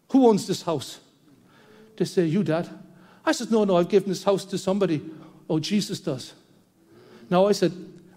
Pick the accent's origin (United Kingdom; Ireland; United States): Ireland; As Irish people were so introverted